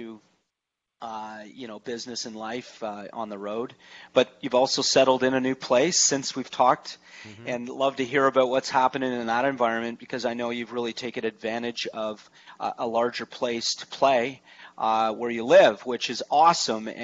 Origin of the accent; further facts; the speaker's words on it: Toronto, Ontario, Canada; moved away; it's nice and sunny back in my hometown, mm-hmm. Toronto